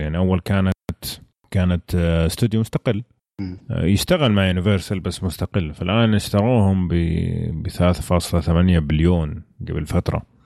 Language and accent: Arabic; Saudi Arabia; عندنا في السعوديه